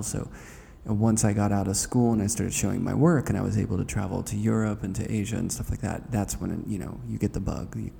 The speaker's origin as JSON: {"language": "English", "town": "Pittsburgh", "region": "Pennsylvania", "country": "United States", "tie": "born or raised there", "said": "I grew up dirt poor in Pittsburgh"}